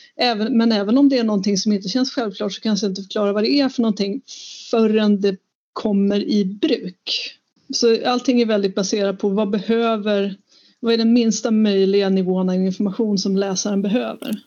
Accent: Sweden; Jag kan ju göra det som vit svensk

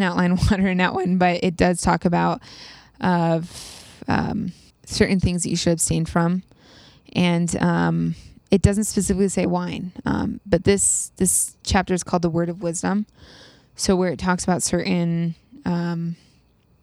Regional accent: East Coast, United States; also born or lived in Utah; I'm from the East Coast.

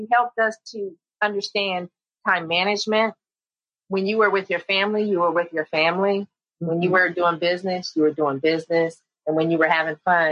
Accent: San Jose, California, United States; I grew up in San Jose. That's my stomping grounds

